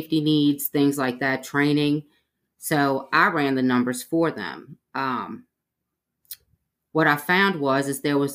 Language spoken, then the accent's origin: English; New Orleans, Louisiana, United States; moved away as an adult; now in Mobile, United States; I'm originally from New Orleans, Louisiana. I moved here to go to school